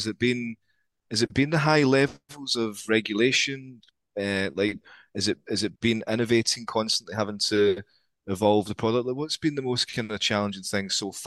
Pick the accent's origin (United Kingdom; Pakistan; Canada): United Kingdom; Scotland; accent: Scottish; my Scottish accent